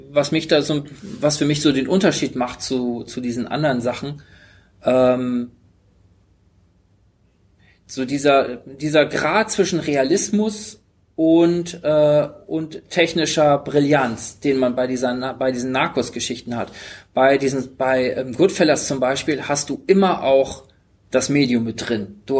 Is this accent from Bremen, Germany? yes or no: yes; Bremen, Germany; born there; Ich bin in Bremen geboren.